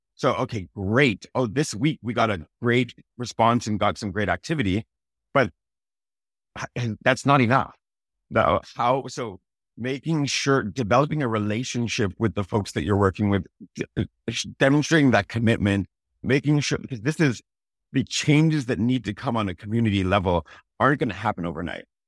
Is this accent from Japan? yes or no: no; Toronto, Ontario, Canada; also born or lived in Malvern, Toronto; I grew up partly in Malvern, my parents grew up a little bit there, I was more North Scarborough than, than Malvern specifically